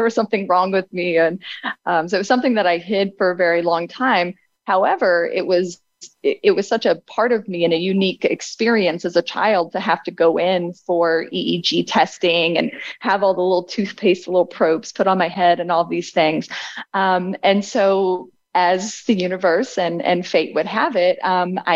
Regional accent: Abingdon, Virginia, United States; I was born in Abingdon, Virginia

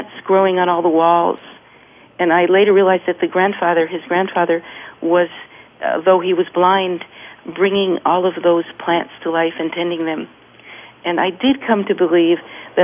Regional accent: California, United States; from California

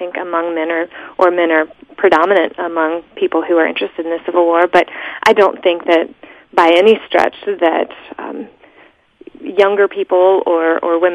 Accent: Shenandoah Valley, Virginia, United States; moved away as an adult; now in Indiana, United States; growing up in Virginia, especially in the Shenandoah Valley

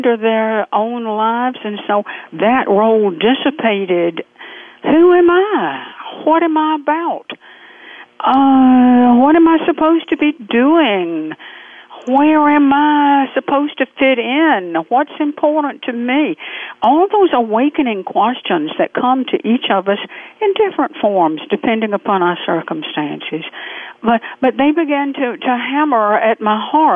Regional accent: Waycross, Georgia, United States; I was born in Southern culture just outside the Okefenokee Swamp in Waycross, Georgia, way down deep south, almost on the Florida border

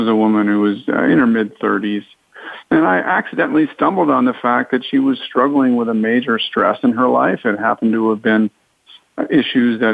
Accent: East Coast, United States; moved away as an adult; also born or lived in Southern California; I grew up on the East Coast, went to medical school there

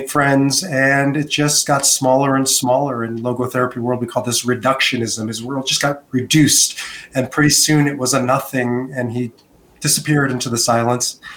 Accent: United States; moved away as an adult; also born or lived in Israel; now in Denver, United States; born and raised in America

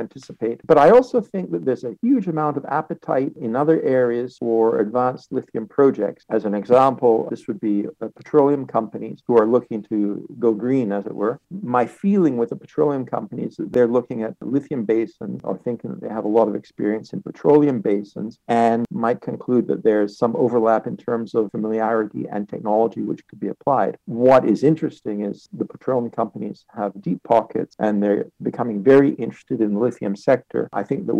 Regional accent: Canada; I grew up in Canada and I was trained in Canada.

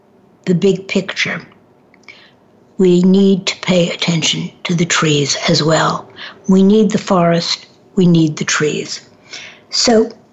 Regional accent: New York City, New York, United States; moved away; I grew up in Manhattan for a period of time

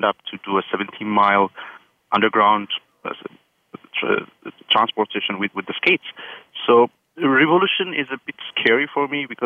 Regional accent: Ethiopia; now in San Francisco, United States; I'm from Ethiopia originally

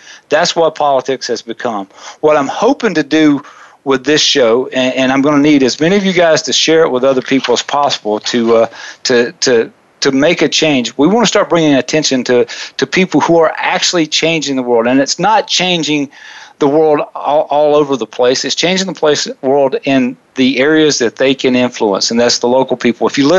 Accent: Southeast, United States; I grew up in the Southeast, and those of you that are 43, which is I am today

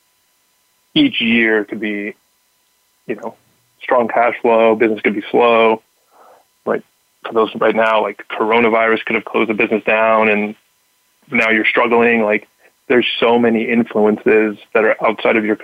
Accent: Southern California, United States; I grew up in Southern California

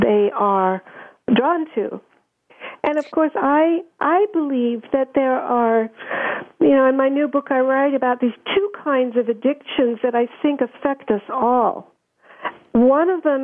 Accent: Germany; moved away; I grew up in Germany

